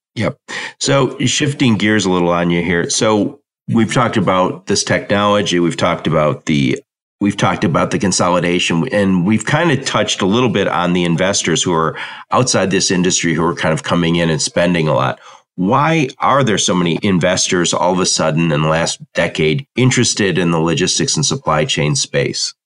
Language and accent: English; Dearborn, Michigan, United States; I'm from Dearborn, Michigan, and we have a mall that was like Disneyland when it opened, but I was like 16 when it opened